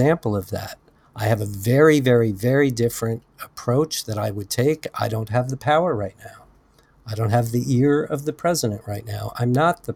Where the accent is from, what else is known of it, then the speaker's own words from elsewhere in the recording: United States; an American citizen